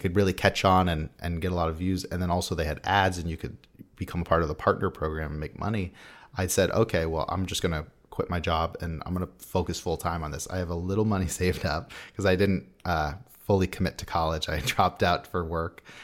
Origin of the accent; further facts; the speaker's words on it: San Diego, California, United States; I'm from San Diego